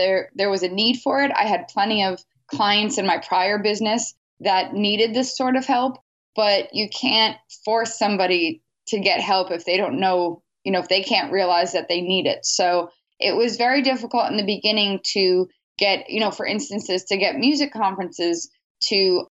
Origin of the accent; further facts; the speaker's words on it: New York City, New York, United States; I'm born and raised in New York City